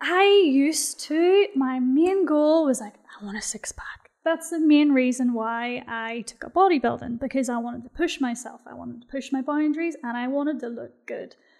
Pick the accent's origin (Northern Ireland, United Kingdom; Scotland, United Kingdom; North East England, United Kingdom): Northern Ireland, United Kingdom; Belfast; moved away as an adult; now in Bahrain